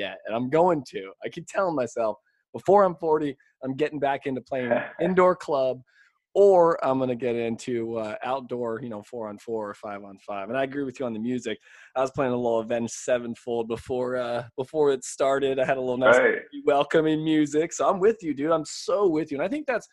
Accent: California, United States; now in Florida, United States; coming from my home state of California

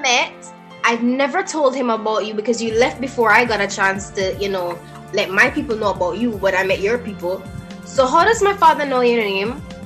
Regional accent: Jamaica; I am Jamaican

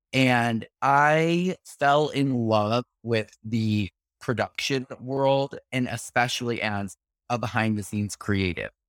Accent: New York City, New York, United States; as a New Yorker

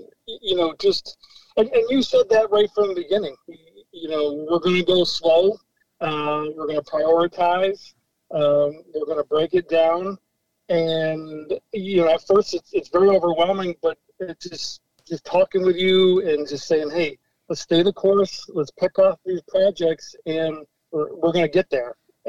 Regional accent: Vermont, United States; moved away as an adult; now in Connecticut, United States; Well, like I said, I'm from Vermont. I've been down here in Connecticut for about 8 years.

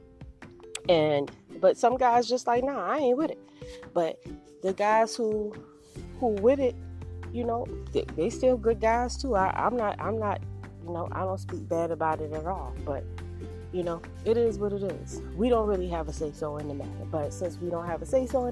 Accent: Savannah, Georgia, United States; moved away as an adult; also born or lived in Charlotte, North Carolina; I'm from Savannah, Georgia

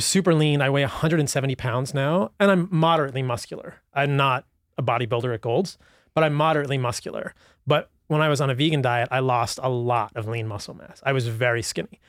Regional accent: Virginia, United States; I grew up in Virginia

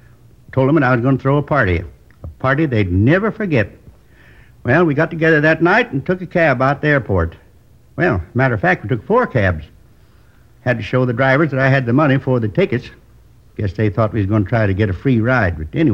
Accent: Midwest, United States; I was born in the Middle West. Tiny little town. You probably never heard of it. Isn't on most of the map. Went to school there through the eighth grade.

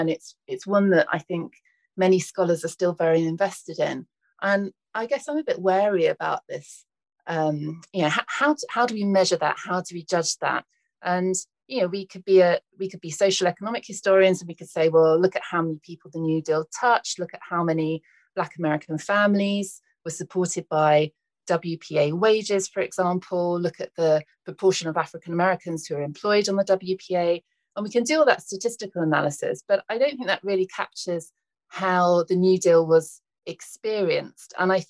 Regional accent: United Kingdom

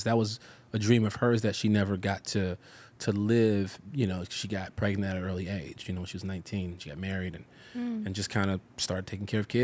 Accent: Chicago, Illinois, United States; moved away as an adult; also born or lived in North Hollywood, Los Angeles; now in Los Angeles, United States; I from the south side of Chicago

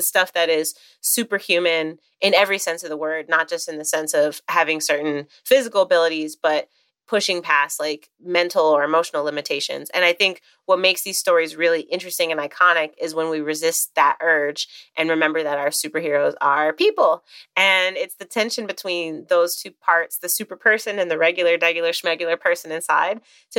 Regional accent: Chicago, Illinois, United States; I grew up in Chicago where I live now as well.

